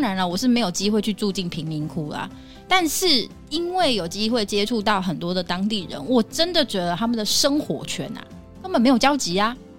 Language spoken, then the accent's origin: Chinese; Taiwan; 我们台湾人的教育就是温良恭俭让